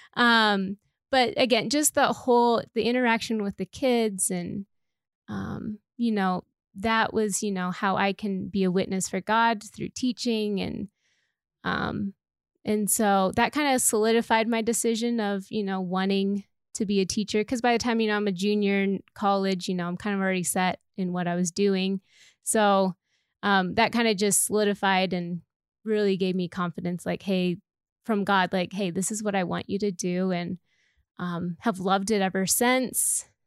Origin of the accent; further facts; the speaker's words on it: Idaho, United States; moved away as an adult; now in Colorado, United States; I was actually born and raised in Idaho, so that's where I grew up, and then I came out to Colorado for school.